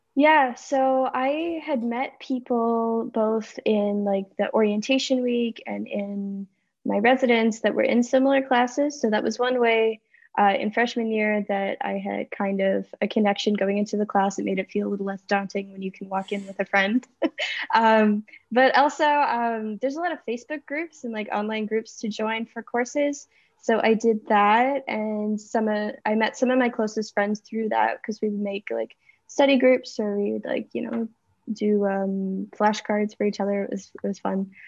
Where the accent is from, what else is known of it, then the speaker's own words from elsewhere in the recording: just outside of Winnipeg, Manitoba, Canada; moved away as an adult; now in Montreal, Canada; I'm from just outside of Winnipeg, Manitoba